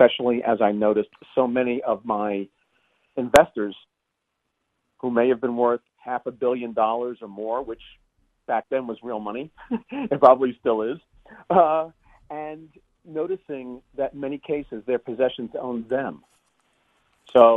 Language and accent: English; Long Island, New York, United States; moved away; also born or lived in San Francisco area; I grew up on Long Island